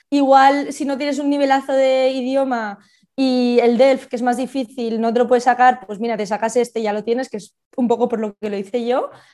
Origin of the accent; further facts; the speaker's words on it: Barcelona, Catalonia, Spain; moved away as an adult; also born or lived in Girona; now in Switzerland; de Barcelona, estudié en Gerona